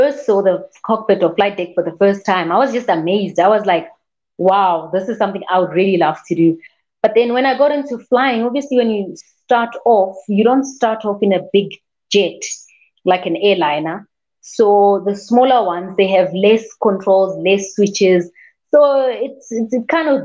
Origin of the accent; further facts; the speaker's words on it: South Africa; I am a South African airline pilot